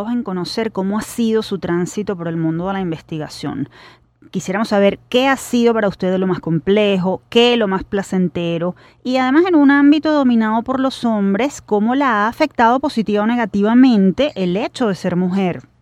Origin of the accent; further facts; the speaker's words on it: Venezuela; Sí, creo que soy la primera eh, venezolana que lo obtiene.